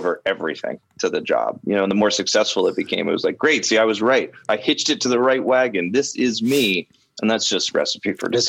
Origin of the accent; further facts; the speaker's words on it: Canada; now in Los Angeles, United States; I'm Canadian, so I couldn't work in Los Angeles.